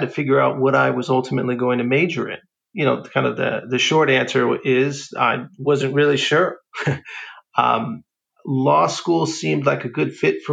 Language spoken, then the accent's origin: English; Alameda, California, United States; I grew up in the city of Alameda